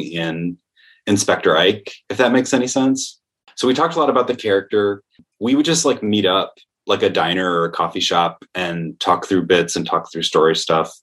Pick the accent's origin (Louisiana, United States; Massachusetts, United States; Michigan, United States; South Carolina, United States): Michigan, United States; Comstock Park; moved away as an adult; now in New York, United States; I'm from a town called Comstock Park, which is right outside Grand Rapids